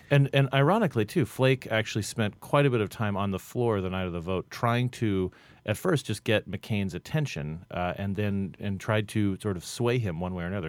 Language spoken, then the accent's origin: English; Phoenix, Arizona, United States; in Phoenix, my hometown, uh, of, of Phoenix